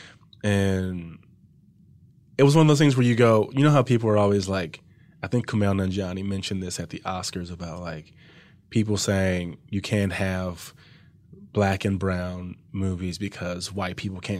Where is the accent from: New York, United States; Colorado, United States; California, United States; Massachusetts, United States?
California, United States; Compton; born or raised there